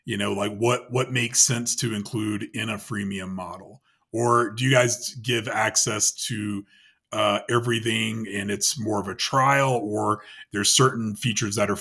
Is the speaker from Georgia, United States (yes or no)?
yes; Atlanta, Georgia, United States; moved away; I'm originally from Atlanta